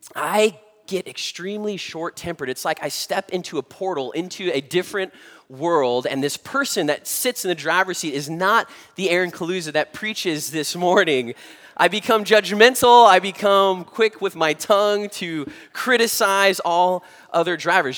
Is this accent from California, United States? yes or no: yes; Southern California, United States; having been born and raised in Southern California